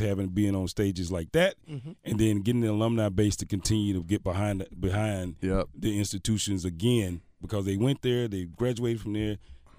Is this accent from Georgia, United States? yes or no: no; Mississippi, United States; now in North Carolina, United States; I grew up, I'm from Mississippi, so I grew up Jackson State all day.